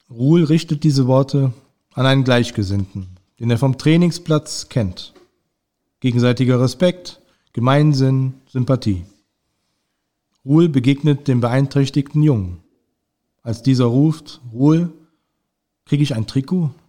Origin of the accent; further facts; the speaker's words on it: Mönchengladbach, North Rhine-Westphalia, Germany; als gebürtiger Gladbacher und Altstadtkind ähm, lag es nahe, dass ich über das wahrscheinlich bekannteste Altstadtkind Mönchengladbachs einen Artikel verfasse